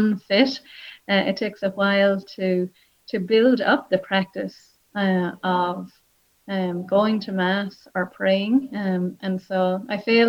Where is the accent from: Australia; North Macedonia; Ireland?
Ireland; Wexford, Leinster; also born or lived in Nashville, United States; now in Limerick, Ireland; I grew up in Wexford. I grew up on a farm